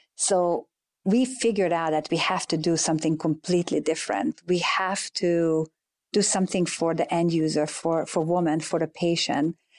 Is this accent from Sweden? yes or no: no; Hungary; moved away as an adult; now in United States; growing up in Hungary